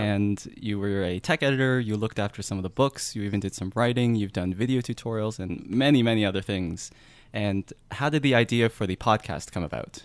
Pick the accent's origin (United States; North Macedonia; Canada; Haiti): Canada; accent: Canadian; my Canadian accent